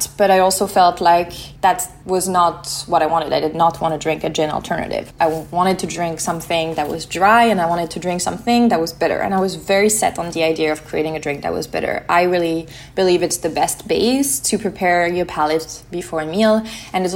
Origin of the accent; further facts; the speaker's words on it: Lyon, Auvergne-Rhône-Alpes, France; also born or lived in Mediterranean (summers); I was born in France, in Lyon. I grew up near the Mediterranean every summer